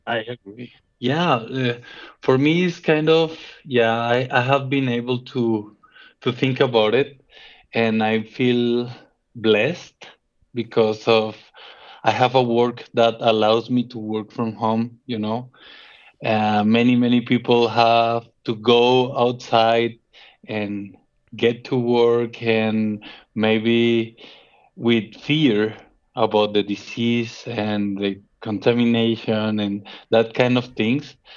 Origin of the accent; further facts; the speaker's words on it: Colombia; moved away as an adult; now in Guadalajara, Mexico; I am from Colombia